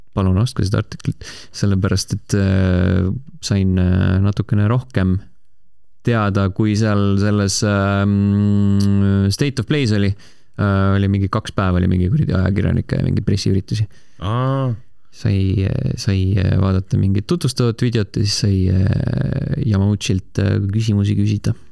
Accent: Estonia; me oleme eestlased, me ei oska hääldada asju niikuinii

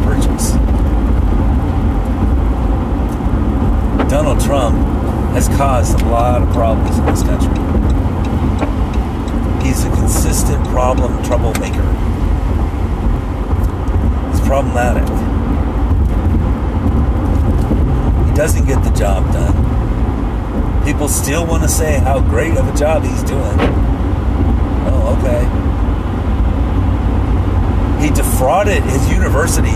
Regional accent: United States; as an American, as a person who pays taxes

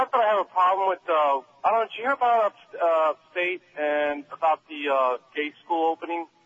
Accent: Miami, Florida, United States; I was brought up in Miami

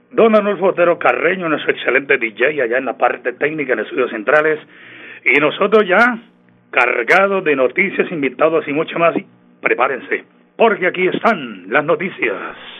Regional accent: El Páramo, Santander, Colombia; si somos de provincia, yo soy del Páramo de la Salud, allá donde está la Virgencita de la Salud

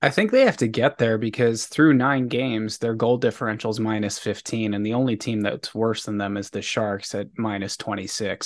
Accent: Maryland, United States; growing up in Maryland

